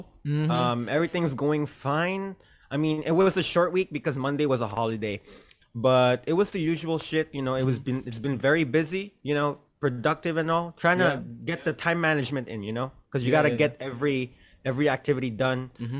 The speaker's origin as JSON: {"language": "English", "country": "Japan", "tie": "born or raised there", "said": "Growing up in Japan, there's no way no one has gone to the convenience store"}